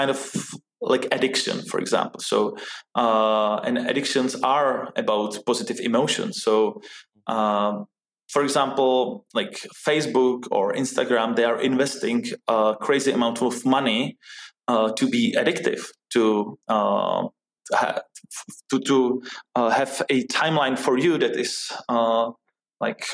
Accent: Czechia; moved away as an adult; also born or lived in New York City, United States; I grew up here in Czech Republic

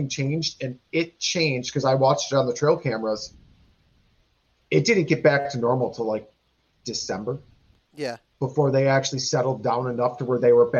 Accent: Wisconsin, United States; And yeah, we are from Wisconsin. It's a big drinking state.

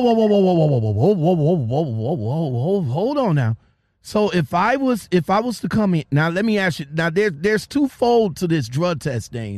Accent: Ohio, United States; I'm from Ohio, so PA is not that far from me

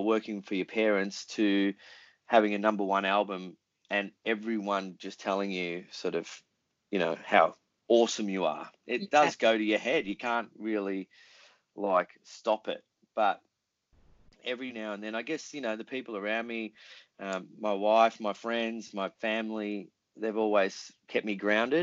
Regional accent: Melbourne, Victoria, Australia; we were an Australian band, we're from Melbourne

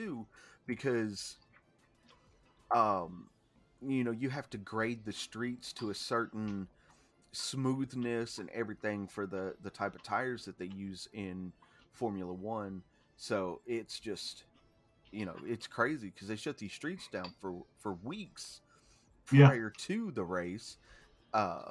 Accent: the South, United States; growing up in the South

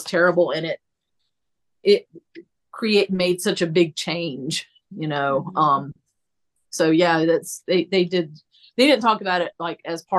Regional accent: the South, United States; I was American and from the South

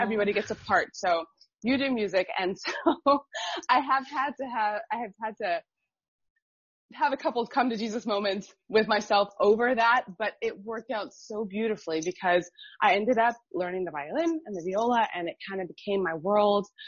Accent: Miami, Florida, United States; I grew up in Miami and Miami is super diverse

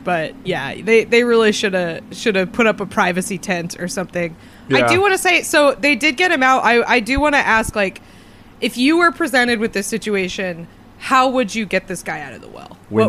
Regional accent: United States; as an American

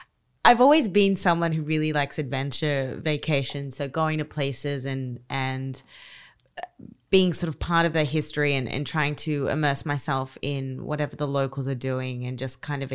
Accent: Australia; And I'm Australian, so I'm a hot weather girl. I like the ocean.

